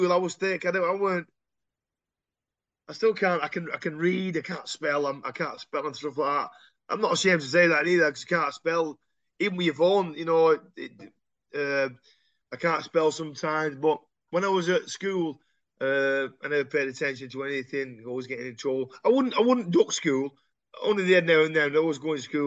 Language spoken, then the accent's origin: English; Royton, North West England, United Kingdom; also born or lived in High Compton / Shaw / Oldham; I'm from Royton